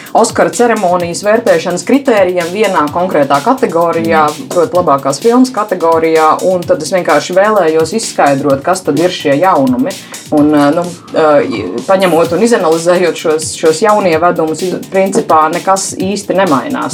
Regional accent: Latvia; mēs latvieši

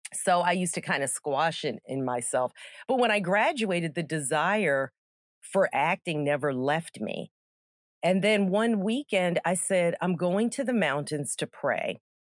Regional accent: Gaithersburg, Maryland, United States; moved away as an adult; I grew up in Gaithersburg, Maryland

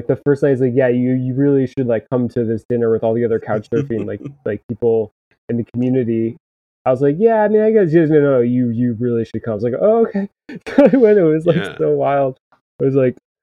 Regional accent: New Jersey, United States; now in Boston, United States; I'm from New Jersey, so like I kind of grew up in New York, but I grew up going to New York

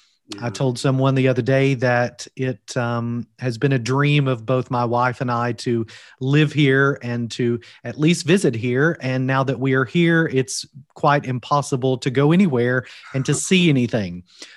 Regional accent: Kentucky, United States; moved away as an adult; now in Wales, United Kingdom; I am originally from Kentucky. As you can tell from my accent, I'm not from Wales originally. Both my wife and I moved to Wales after being called to serve at Union last July.

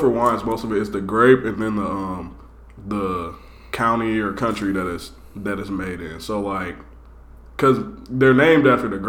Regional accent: Fort Wayne, Indiana, United States; born or raised there; now in Indianapolis, United States

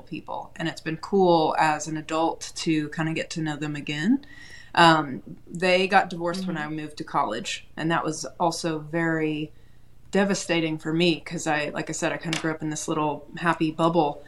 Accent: Chattanooga, Tennessee, United States; now in Nashville, United States; I am a Tennessee native. I grew up in Chattanooga, now live in Nashville.

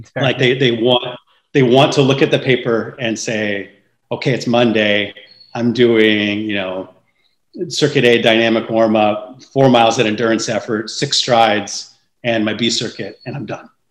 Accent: San Francisco Bay Area, California, United States; I grew up in the San Francisco Bay Area

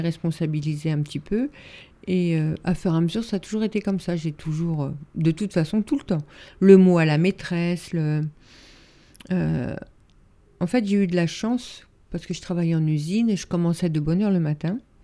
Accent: Yvelines, Île-de-France, France; j'ai grandi dans un petit village des Yvelines.

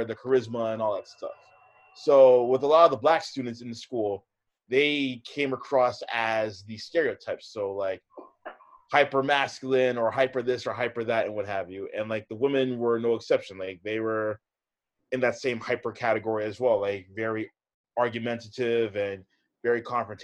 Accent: Hamilton, Ontario, Canada; also born or lived in Oakville / Mississauga; So I grew up on the west side of the GTA. So I grew up in Hamilton.

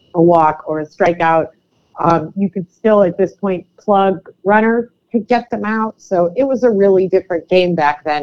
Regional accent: Cleveland, Ohio, United States; now in New York, United States; I'm from Cleveland

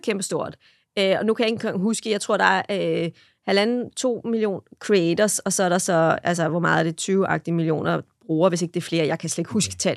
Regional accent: Denmark; vi danskere

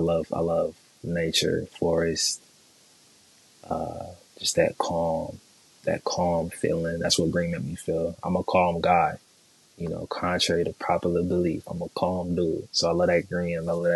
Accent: San Jose, California, United States; born there; I was born in San Jose, California. You don't know where that's at. That's the Bay Area. That's the South Bay.

